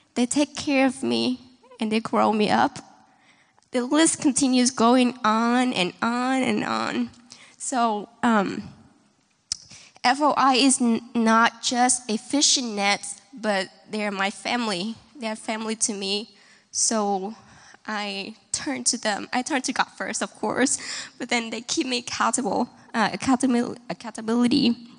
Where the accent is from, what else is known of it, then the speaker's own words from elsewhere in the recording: Vietnam; now in Kansas City, United States; I'm from Vietnam